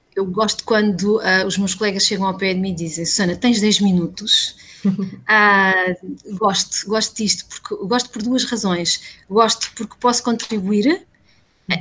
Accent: Santarém, Santarém District, Portugal; sou ribatejana, nascida e criada em Santarém

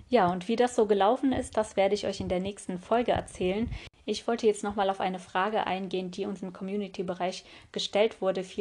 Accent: Tokmak, Chuy Region, Kyrgyzstan; born there; Ich bin ja in Kirgisistan geboren und zwar in der Stadt Tokmak

